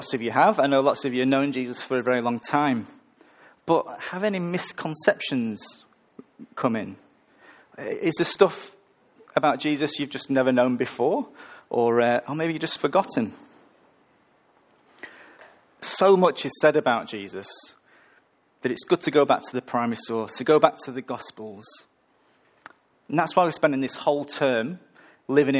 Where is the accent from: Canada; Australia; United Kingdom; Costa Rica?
United Kingdom; the north of England; moved away; I'm from the north of England